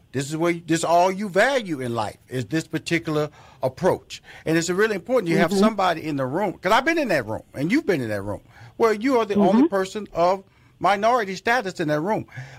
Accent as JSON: {"language": "English", "town": "Houston", "region": "Texas", "country": "United States", "tie": "born or raised there", "said": "I grew up, wasn't like that. I grew up in Fifth Ward. I got on the bus."}